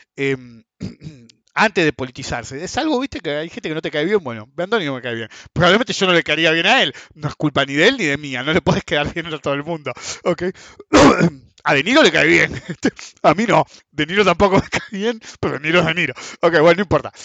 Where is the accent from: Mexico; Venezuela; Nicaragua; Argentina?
Argentina; somos todos argentinos